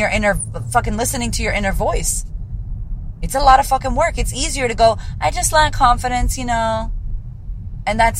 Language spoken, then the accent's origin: English; Puerto Rico; also born or lived in United States; now in Australia; a Puerto Rican woman living in Australia